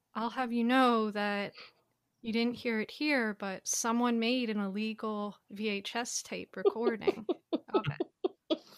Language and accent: English; United States; I'm an American